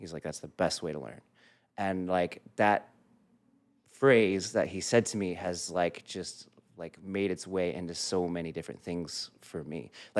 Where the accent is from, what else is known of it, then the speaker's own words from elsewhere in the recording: Newbury Park, California, United States; also born or lived in San Fernando Valley, California; Newbury Park, California. I was born in the Valley, but I was raised mainly in Newbury Park, California.